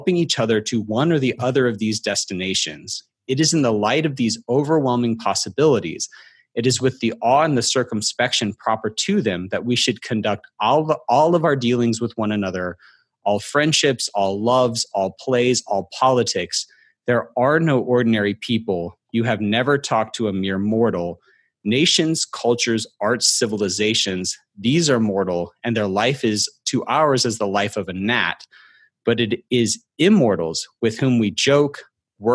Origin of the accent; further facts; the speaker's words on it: Alabama, United States; I'm from Alabama